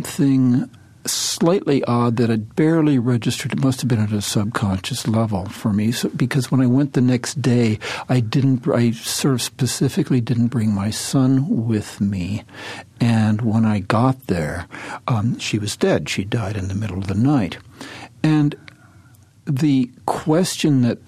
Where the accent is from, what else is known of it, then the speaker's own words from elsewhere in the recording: Cleveland, Ohio, United States; I was raised in Cleveland